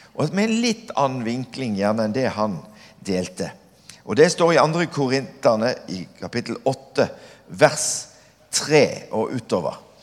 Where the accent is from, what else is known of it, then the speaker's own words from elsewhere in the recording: Kvinesdal, Agder, Norway; now in Stord, Norway; Som liten så flytta jeg til Kvinesdal. Jeg er oppvokst i Kvinesdal